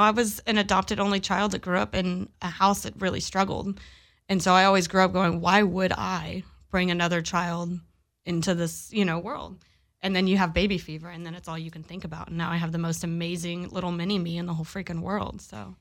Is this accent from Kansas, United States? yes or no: no; Pasadena, Texas, United States; now in Long Beach, United States; I grew up in Pasadena, Texas